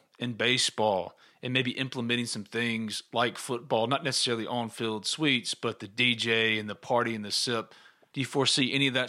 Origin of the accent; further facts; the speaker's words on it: New Albany, Mississippi, United States; I'm from New Albany